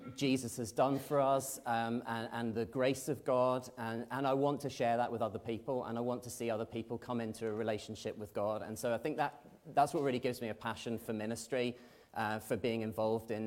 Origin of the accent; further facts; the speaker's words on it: Belfast, Northern Ireland, United Kingdom; I'm from East Belfast.